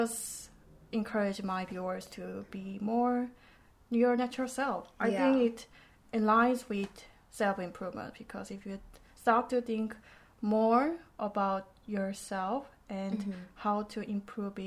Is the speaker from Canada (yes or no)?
no; South Korea; English is a second language; also born or lived in United Kingdom; I was born and raised in Korea for over 20 years. And then I moved to UK for study.